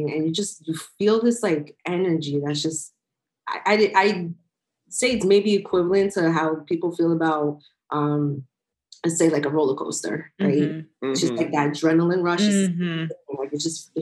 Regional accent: New York, United States; I grew up on the Hot 97s, the Power 105.1s in New York.

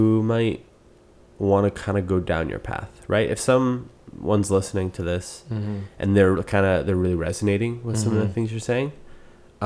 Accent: Canada; accent: Canadian; My accent's pretty Canadian

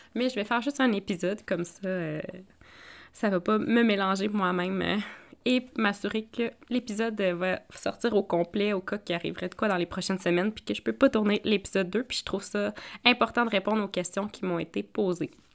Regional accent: Outaouais, Quebec, Canada; moved away; ma région natale euh, de l'Outaouais, Maniwaki, Mont-Laurier

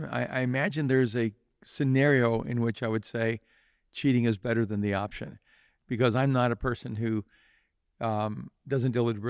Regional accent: El Salvador; which I grew up in El Salvador.

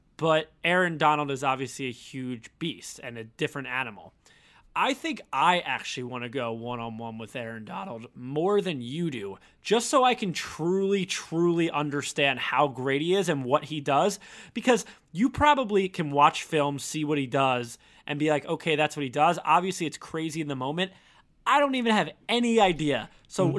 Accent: Philadelphia, Pennsylvania, United States; I'm from Philly

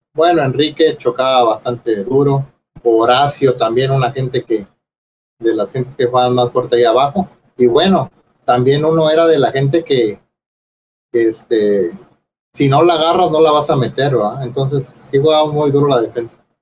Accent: Tampico, Tamaulipas, Mexico; yo soy de Tampico

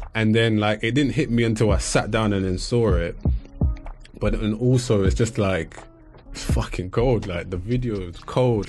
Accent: England, United Kingdom; growing up in England

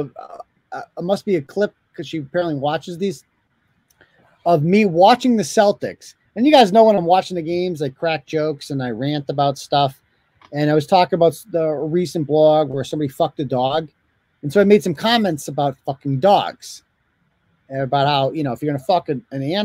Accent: United Kingdom; I'm British

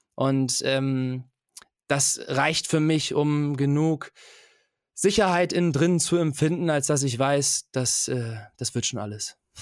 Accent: Germany; ich bin in Deutschland geboren

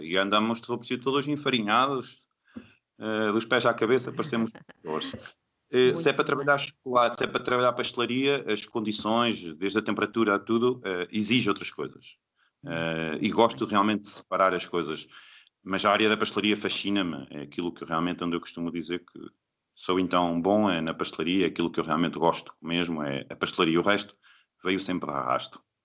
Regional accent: Bragança, Norte, Portugal; moved away as an adult; also born or lived in Lisbon; Bragança, que é de onde eu, de onde eu sou, eh, em Trás-os-Montes

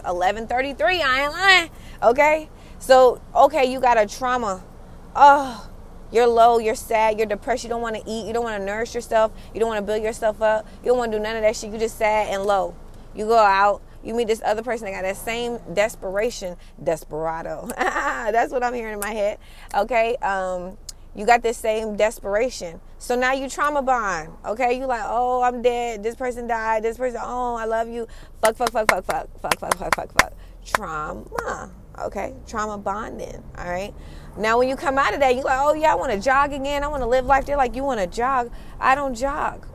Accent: United States; I am an American kid raised from um, Caribbean parents

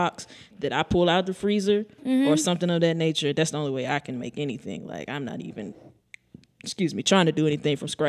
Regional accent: East Texas, United States; I'm from East Texas

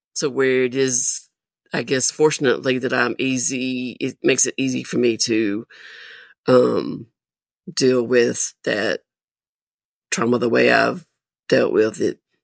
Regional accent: Nashville, Tennessee, United States; also born or lived in Murfreesboro, Tennessee; I am originally from Nashville, Tennessee.

